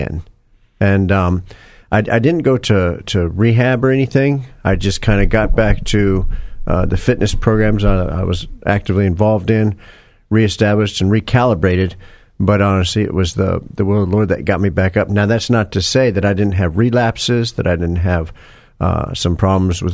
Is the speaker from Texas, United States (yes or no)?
yes; Houston, Texas, United States; Actually, I grew up here in Houston. I lived on the southeast side of Houston, over there by Hobby Airport, and went to school over there. Went to Milby High School